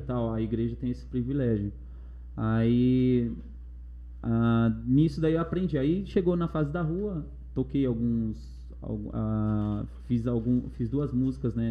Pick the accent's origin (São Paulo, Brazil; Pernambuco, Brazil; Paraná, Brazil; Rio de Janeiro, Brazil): São Paulo, Brazil; Mauá; also born or lived in Osasco; como eu sou de Mauá, eu falei assim, eu vou morar na rua não, é, longe do, do meu pessoal